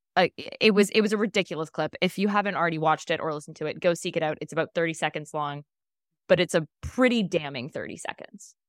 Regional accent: Ontario, Canada; We're from Ontario

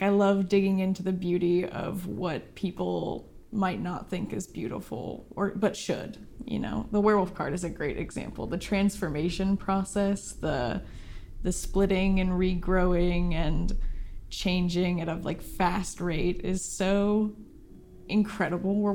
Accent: Silverton, Oregon, United States; also born or lived in Portland, Oregon; I grew up in Silverton, Oregon, out on the prairie, like Little House on the Prairie style

